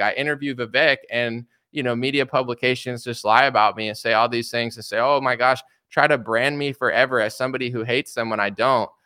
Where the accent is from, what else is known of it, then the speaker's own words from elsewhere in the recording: United States; I'm an American citizen. I was born and raised here my whole life